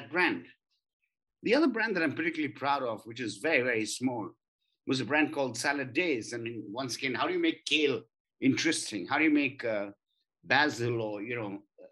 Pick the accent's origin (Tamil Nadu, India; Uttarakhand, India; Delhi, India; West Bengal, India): West Bengal, India; Kolkata; I'm from Calcutta as well, born and brought up there